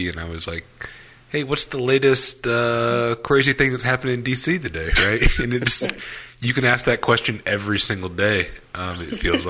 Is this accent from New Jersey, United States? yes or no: no; Memphis, Tennessee, United States; moved away; I'm originally from Memphis.